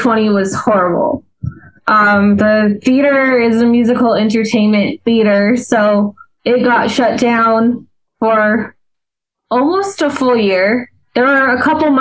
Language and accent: English; Albuquerque, New Mexico, United States; now in Myrtle Beach, United States; originally from New Mexico, born and raised in Albuquerque, New Mexico